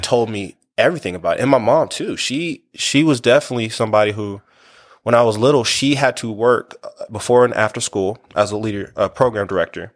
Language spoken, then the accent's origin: English; Wichita, Kansas, United States; I'm from Wichita, Kansas